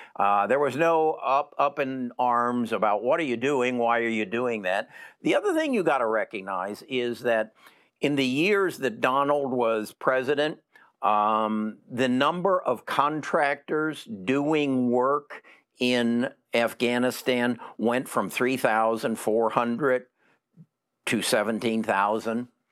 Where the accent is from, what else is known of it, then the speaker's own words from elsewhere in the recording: Alabama, United States; I'm from Alabama